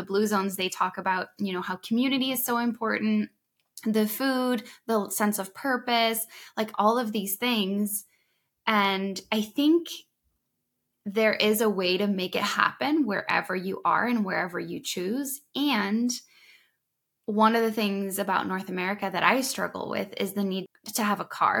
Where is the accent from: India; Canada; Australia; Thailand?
Thailand; And so I've grown up a little bit all over. I grew up in Thailand when I was little.